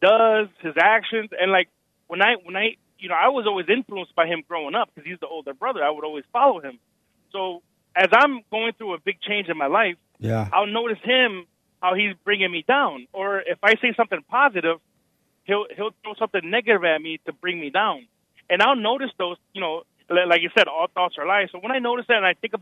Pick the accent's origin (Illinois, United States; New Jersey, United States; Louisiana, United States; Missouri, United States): Illinois, United States; Chicago; I'm from Chicago